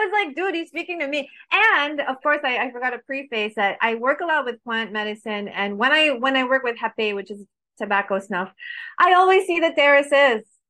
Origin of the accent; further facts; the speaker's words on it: Paris, Île-de-France, France; also born or lived in Baguio, Philippines; now in Philippines; I grew up in France, in Paris